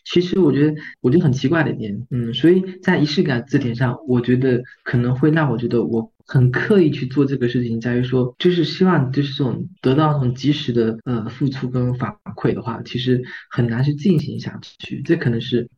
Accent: Fujian, China; 因为我们是传统的这个福建的这种家庭

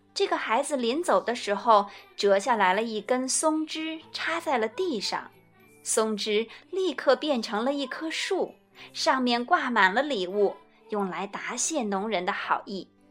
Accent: China; 就像我们中国人过春节吃年夜饭那样

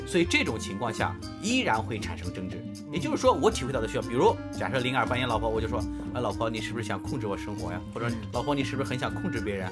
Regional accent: China; 我们中国人

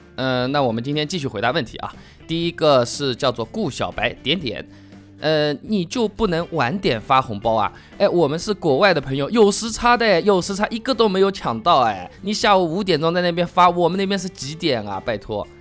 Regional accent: southern China, China; accent: southern (南方人的口音); moved away as an adult; also born or lived in Hangzhou; now in Beijing, China; 像我这种南方人的口音，人家一听就听得出来

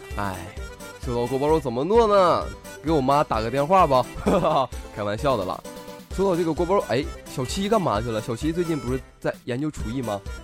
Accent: Northeast China, China; 我这身边东北人啊

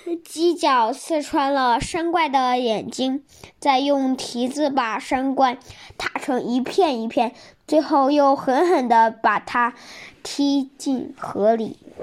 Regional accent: Shijiazhuang, Hebei, China; 我来自河北石家庄

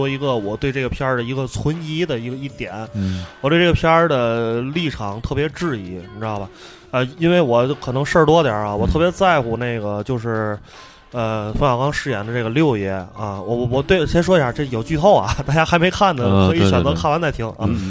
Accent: Tianjin, China; 作为一个天津人

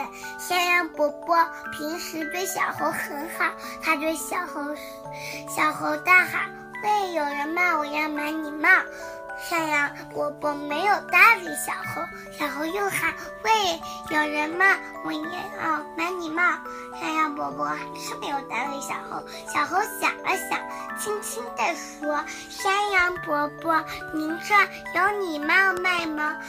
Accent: Wuhu, Anhui, China; 我来自安徽省芜湖市，

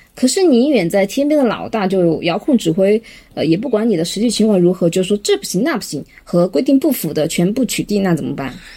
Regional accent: China; 我们中国人

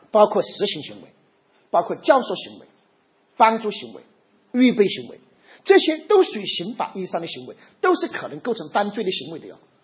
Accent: China; 我们中国人

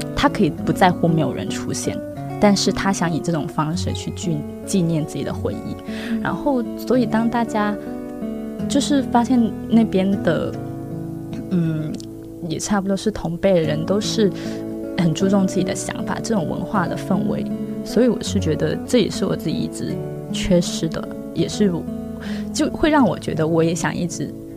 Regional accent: Guangzhou, Guangdong, China; 我是土生土长的广州人

